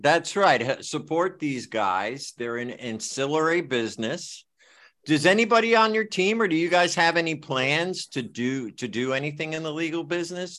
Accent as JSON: {"language": "English", "town": "Bridgeport", "region": "Connecticut", "country": "United States", "tie": "born or raised there", "moved": "yes", "said": "I grew up in Bridgeport"}